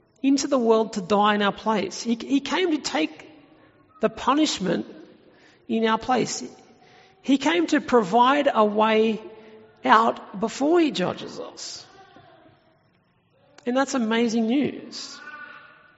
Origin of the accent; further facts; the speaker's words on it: Tumut, New South Wales, Australia; my hometown of Tumut in New South Wales, which is in the Snowy Mountains